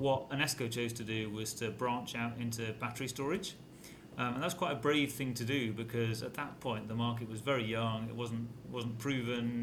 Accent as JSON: {"language": "English", "region": "North Wales", "country": "United Kingdom", "tie": "born or raised there", "said": "I grew up in North Wales"}